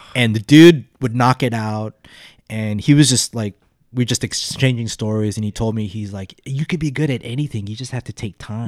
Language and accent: English; Las Vegas, Nevada, United States; growing up in Vegas, there was, like, a lot of skinheads